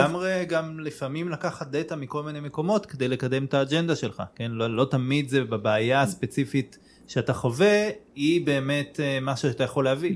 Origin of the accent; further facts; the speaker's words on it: Israel; אני גדלתי בישראל